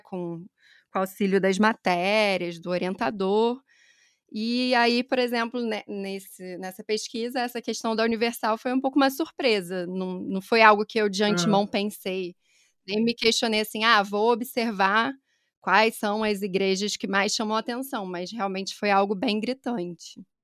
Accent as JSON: {"language": "Portuguese", "town": "Niterói", "region": "Rio de Janeiro", "country": "Brazil", "accent": "Rio", "moved": "as an adult", "lives_now": "São Paulo, Brazil", "said": "Meu sotaque também vai denunciar que eu sou do Rio, nasci em Niterói, mas já estou há quase seis anos aqui em São Paulo."}